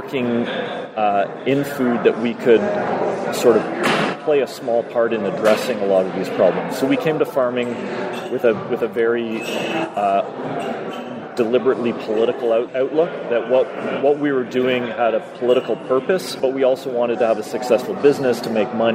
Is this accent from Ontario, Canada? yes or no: yes; Toronto, Ontario, Canada; now in Collingwood, Canada; I grew up in Toronto